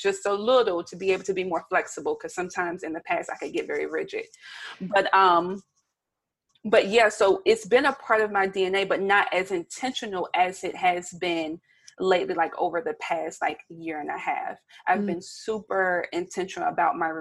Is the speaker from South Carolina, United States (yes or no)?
yes; Bennettsville, South Carolina, United States; now in Baltimore, United States; I am a Southern girl. I'm from Bennettsville, South Carolina, very small town.